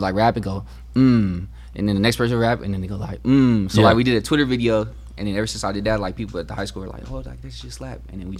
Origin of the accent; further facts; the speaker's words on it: San Diego, California, United States; also born or lived in Blythe, California; So I kind of grew up there. I grew up in Linda Vista, because my nana had worked at Linda Vista Elementary. So when I moved there, I lived right there in Sherman, but I went to school with my nana every day.